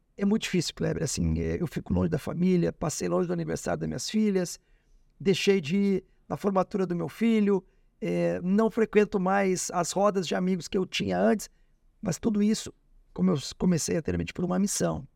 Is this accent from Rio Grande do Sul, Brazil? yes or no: yes; Alegrete, Rio Grande do Sul, Brazil; now in Porto Alegre, Brazil; Eu nasci no Alegrete